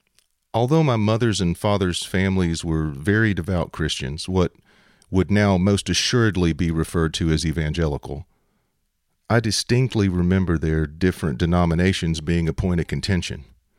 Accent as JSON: {"language": "English", "town": "Shreveport", "region": "Louisiana", "country": "United States", "tie": "born or raised there", "said": "I was raised Roman Catholic in Shreveport, Louisiana, surrounded by and embraced by my mother's large Sicilian family."}